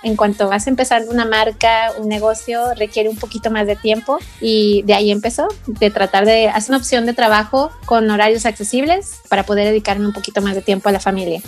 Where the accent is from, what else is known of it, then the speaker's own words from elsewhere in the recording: Guadalajara, Jalisco, Mexico; somos de Guadalajara